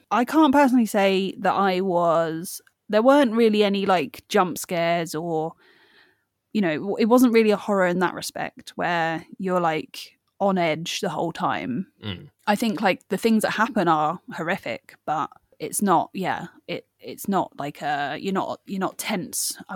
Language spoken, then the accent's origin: English; Ireland; I'm, I'm Irish